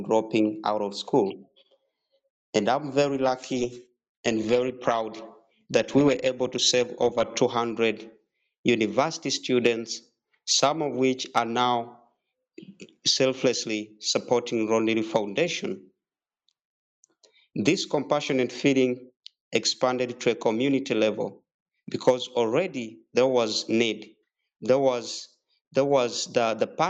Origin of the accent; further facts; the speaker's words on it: Pallisa, Eastern Region, Uganda; I was born and raised in Uganda in a district called Palisa from a very humble family